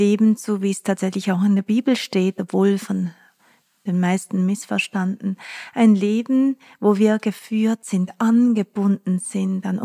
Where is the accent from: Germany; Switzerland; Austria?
Switzerland; Basel area; Ich habe ja ganz nahe der französischen Grenze gewohnt als Kind in der Schweiz, in der Nähe von Basel.